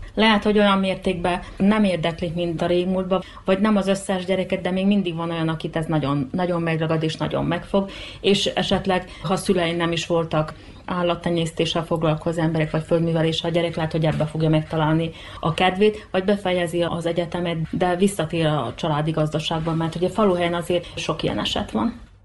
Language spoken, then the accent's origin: Hungarian; Mol, Vojvodina, Serbia; born or raised there